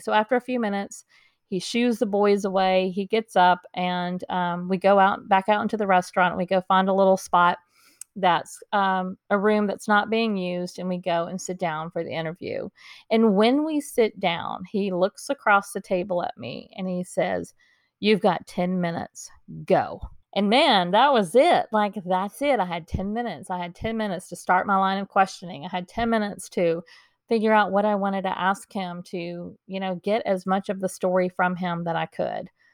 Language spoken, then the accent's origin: English; Dallas, Texas, United States; I grew up in Dallas, Texas, and I was going to school in Dallas